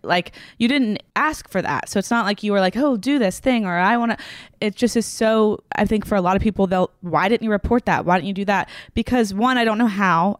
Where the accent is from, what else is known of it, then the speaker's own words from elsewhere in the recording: Franklin, Tennessee, United States; I grew up in Franklin, Tennessee, which is right outside of Nashville